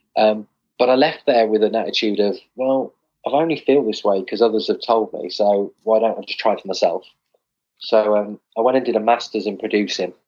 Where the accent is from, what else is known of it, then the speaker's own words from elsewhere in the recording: West Midlands, United Kingdom; moved away; I'm originally from the West Midlands, not far from your neck of the woods